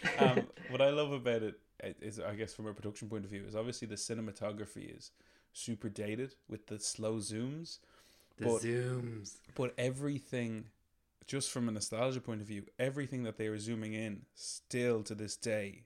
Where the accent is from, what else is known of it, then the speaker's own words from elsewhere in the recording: Ireland; For us as Irish people